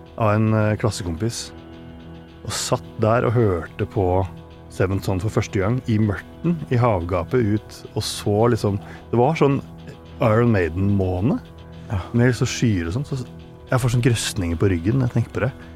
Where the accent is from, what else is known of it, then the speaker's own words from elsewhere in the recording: Langhus, Akershus, Norway; moved away as an adult; now in Nittedal, Norway; jeg vokste opp i Follo